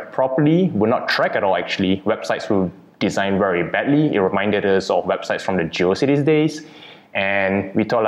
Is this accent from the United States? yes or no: no; Kuala Lumpur, Federal Territory of Kuala Lumpur, Malaysia; Born and bred in Kuala Lumpur, Malaysia